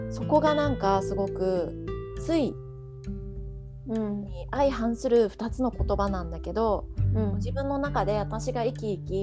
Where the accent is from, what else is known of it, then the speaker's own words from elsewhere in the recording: Hiroshima, Japan; now in Singapore; 私は広島で生まれて